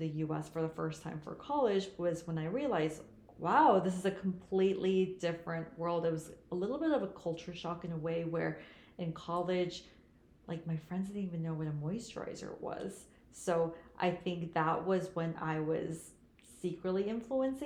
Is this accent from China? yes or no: yes; Shanghai, China; also born or lived in South Korea; now in United States; I was born in Korea, but raised in China. Both my parents are Korean, but given the culture, you know, I grew up in Korea and Shanghai